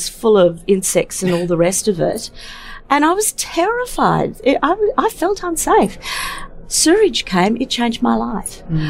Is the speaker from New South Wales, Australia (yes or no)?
no; Brisbane, Queensland, Australia; I grew up in Brisbane as a small child in the early 1970s